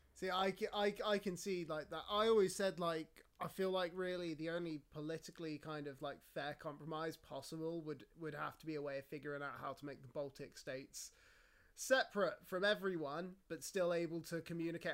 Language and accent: English; United Kingdom; I was talking to a fellow British person